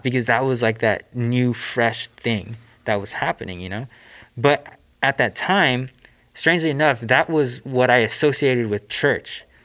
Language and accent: English; Southern California, United States; I grew up here in Southern California